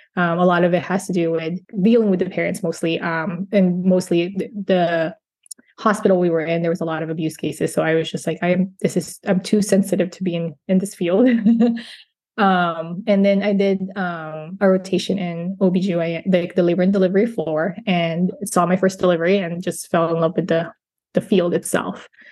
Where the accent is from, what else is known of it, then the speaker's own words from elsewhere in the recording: California, United States; also born or lived in Philippines; now in Central Florida, United States; I was born in the Philippines and grew up in California